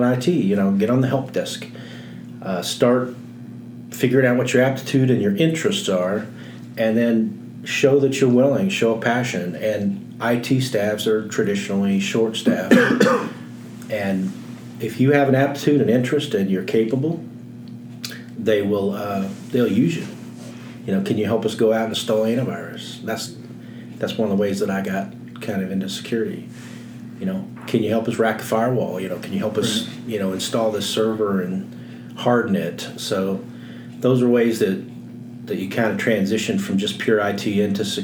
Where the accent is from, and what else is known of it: Indianapolis, Indiana, United States; moved away as an adult; also born or lived in Louisville, Kentucky